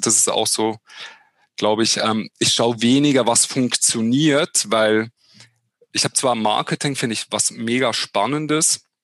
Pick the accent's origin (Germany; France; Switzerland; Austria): Switzerland; als Schweizer in Hochdeutsch ist es ein bisschen ähnlich wahrscheinlich wie in Österreich